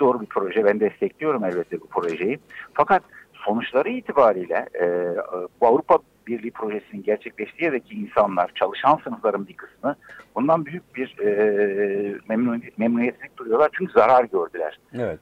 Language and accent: Turkish; Gaziantep, Turkey; Bir Antepli olarak